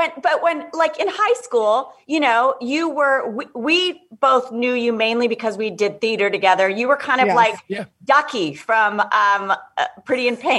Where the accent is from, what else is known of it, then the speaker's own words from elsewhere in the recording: Wayland, Massachusetts, United States; we grew up in Wayland together.